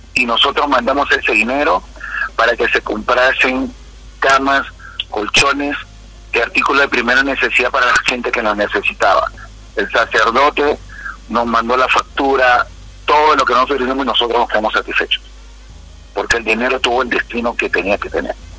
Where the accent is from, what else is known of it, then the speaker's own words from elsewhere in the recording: Peru; moved away as an adult; also born or lived in Venezuela / Curaçao; cuando yo salí de Perú y llegué a Venezuela